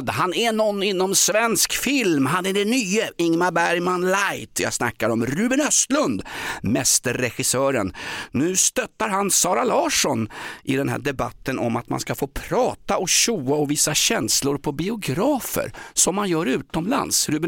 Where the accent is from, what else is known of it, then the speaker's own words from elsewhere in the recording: Vancouver, British Columbia, Canada; now in Sweden; Jag kommer från Vancouver.